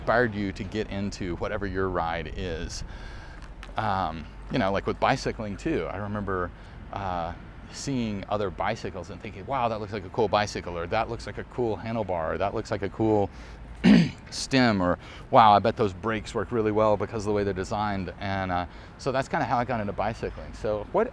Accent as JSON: {"language": "English", "region": "Arkansas", "country": "United States", "tie": "born or raised there", "said": "I grew up in Arkansas where we didn't talk about film."}